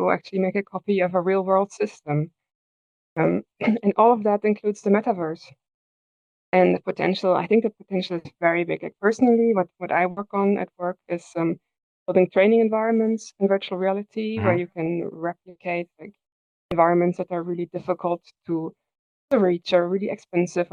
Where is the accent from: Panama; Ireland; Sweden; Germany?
Germany; now in Netherlands; I live in the Netherlands. I'm from Germany.